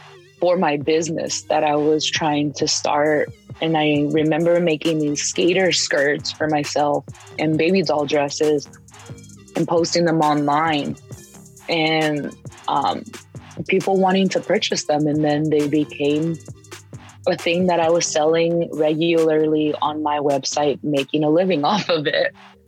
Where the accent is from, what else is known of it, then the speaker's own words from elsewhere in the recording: San Diego, California, United States; In San Diego.